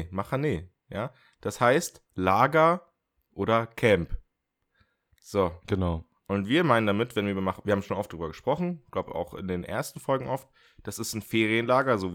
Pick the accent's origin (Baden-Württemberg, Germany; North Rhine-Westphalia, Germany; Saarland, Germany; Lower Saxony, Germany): Baden-Württemberg, Germany; in Schwarzwald, in dieses Kaff. Und ich meine, und ich komme aus dem Dorf und ich nenne das Kaff.